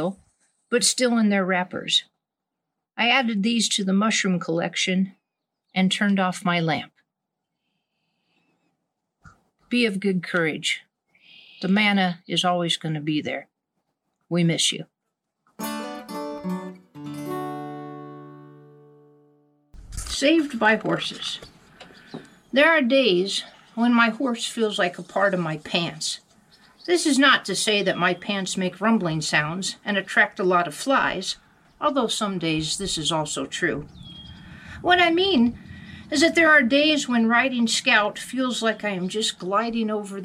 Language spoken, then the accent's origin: English; Wyoming, United States; I'm from Wyoming, and because I'm a camp wrangler, people often assume I grew up on a ranch, which wasn't the case at all. My mother was a kindergarten teacher. We lived in town